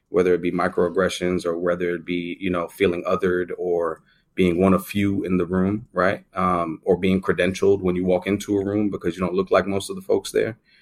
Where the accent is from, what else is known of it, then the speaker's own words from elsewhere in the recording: New York City, New York, United States; I grew up in the Bronx, in, in the primarily Jamaican side of the Bronx in the Northeast